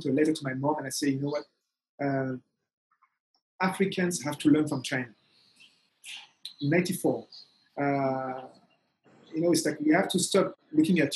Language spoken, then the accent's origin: English; Togo; moved away; I'm from Togo